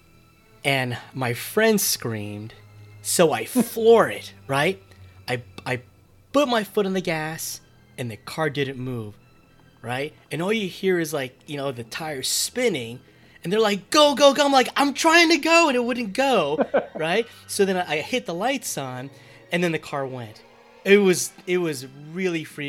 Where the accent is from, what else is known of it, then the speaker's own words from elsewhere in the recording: New Jersey, United States; I grew up in North Jersey myself